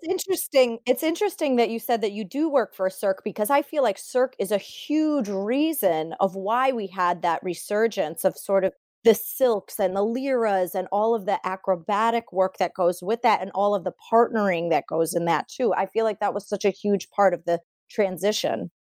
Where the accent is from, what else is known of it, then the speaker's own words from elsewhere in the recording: Sterling Heights, Michigan, United States; I am from Sterling Heights, Michigan. That's where I grew up and trained